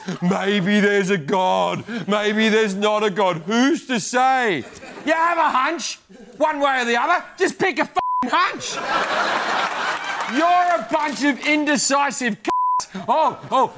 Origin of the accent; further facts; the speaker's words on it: Australia; I'm Australian